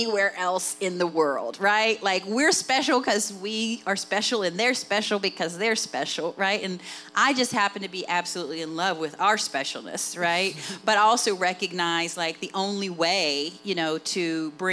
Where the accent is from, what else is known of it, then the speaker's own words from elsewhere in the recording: West Virginia, United States; accent: Appalachian; when people hear my accent, they say, where are you from, Tennessee? You know what I mean? Like, they name every place but West Virginia